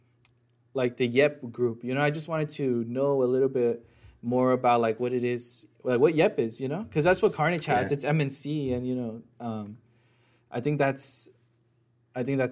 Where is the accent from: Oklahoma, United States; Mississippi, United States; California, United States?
California, United States; Bay Area; moved away; growing up in the Bay Area